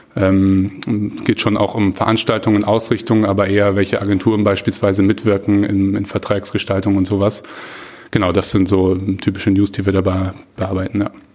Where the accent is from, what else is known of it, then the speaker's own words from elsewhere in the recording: Hamburg, Germany; also born or lived in Bayreuth; komme gebürtig aus Hamburg, habe so die ersten 20 Jahre meines Lebens so grob ungefähr auch hier verbracht